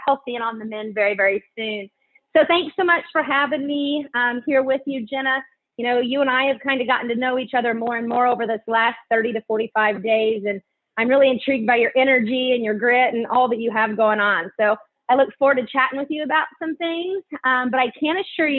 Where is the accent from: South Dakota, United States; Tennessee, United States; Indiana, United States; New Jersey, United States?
Indiana, United States; Greenfield; we now live and raise show pigs on the farm that I grew up on in Greenfield